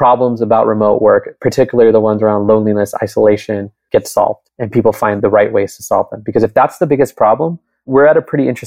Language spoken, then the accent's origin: English; Southern California, United States; now in Bay Area, United States; I grew up in Southern California. I live in the Bay Area now